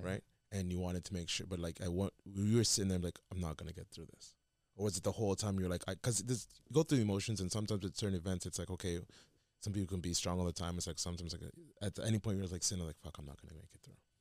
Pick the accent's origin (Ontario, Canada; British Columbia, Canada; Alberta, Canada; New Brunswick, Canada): Ontario, Canada; Mississauga; I'm from Mississauga